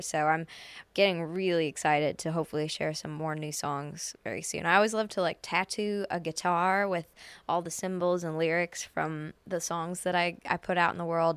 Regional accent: Canada; Edmonton, which is a five-hour drive from my hometown

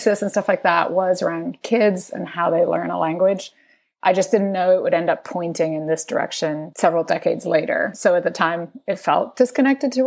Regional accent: Spain; now in United States; I was raised in Spain and my family's from Venezuela. I live in the United States

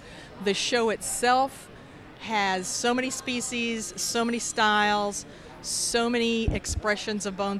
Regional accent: Thibodaux, Louisiana, United States; I'm from Thibodaux, Louisiana, near New Orleans.

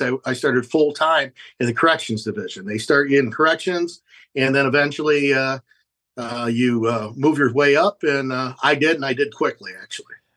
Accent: Fremont, Ohio, United States; i grew up in fremont ohio which is uh, northwest ohio

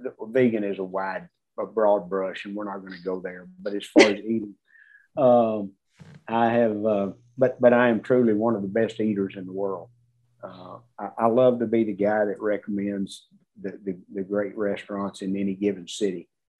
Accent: Texas, United States; I'm from Texas, we eat Mexican food

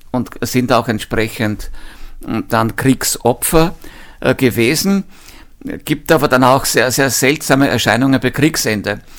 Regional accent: Lower Austria, Austria; Ich erinnere mich sogar bei uns im Mostviertel noch an einzelne äh, Leute, die waren aber keine echten Bauern

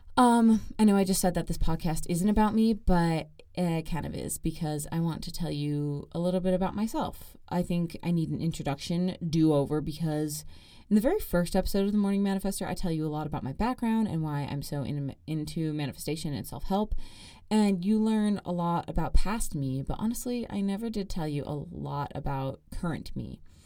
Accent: Gilbert, Arizona, United States; moved away as an adult; now in Provo, United States; I am from Gilbert, Arizona.

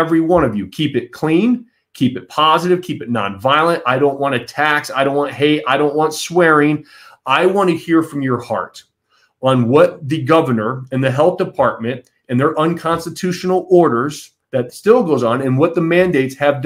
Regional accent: Michigan, United States; my fellow Michiganders.

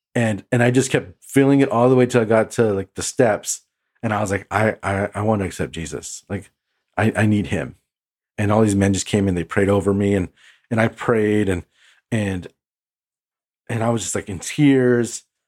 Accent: Imperial Valley, California, United States; now in Pasadena, United States; I grew up in the Imperial Valley. Um, that's an hour and a half east of San Diego, um, and it's close to the border

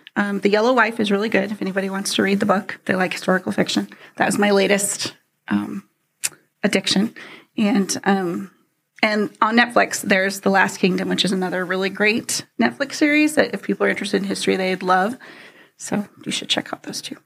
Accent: San Jose, California, United States; moved away; I grew up in the San Francisco Bay Area, California. So about San Jose is about south from San Francisco.

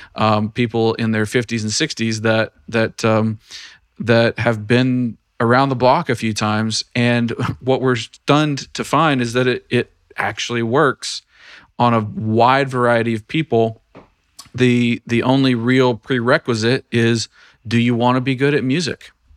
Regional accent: Tennessee, United States; I am in the state of Tennessee now. This is my home state

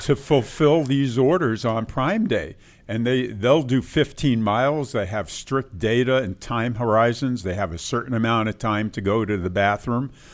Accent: New York, United States; when I grew up in New York

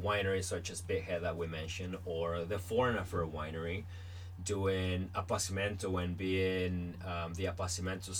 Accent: Niagara, Ontario, Canada; I'm from Niagara, we make all of these wine

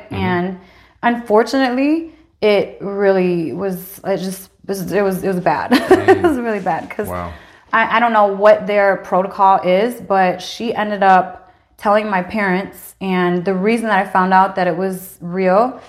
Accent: Lansing, Michigan, United States; also born or lived in Incheon, South Korea; I grew up in Lansing

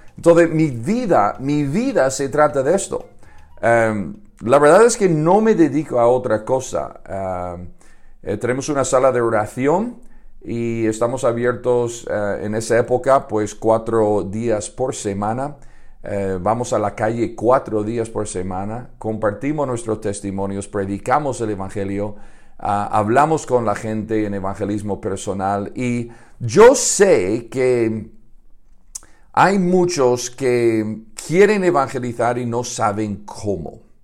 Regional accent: Chicago, Illinois, United States; now in Madrid, Spain; yo nací en Estados Unidos, en Chicago. Me he criado en una granja de gallinas

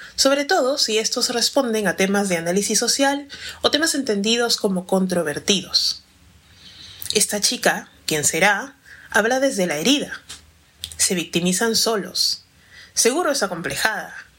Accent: Peru; soy afroperuana

